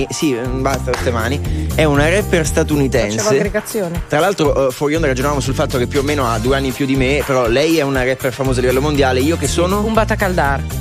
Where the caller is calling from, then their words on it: Varese, Lombardy, Italy; Da Varese, da, anche sono da Radio della Macchina.